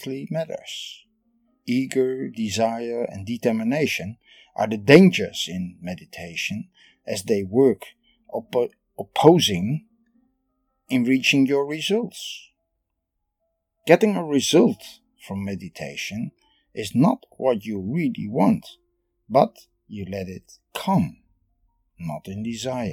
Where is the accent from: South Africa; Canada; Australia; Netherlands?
Netherlands; I am from the Netherlands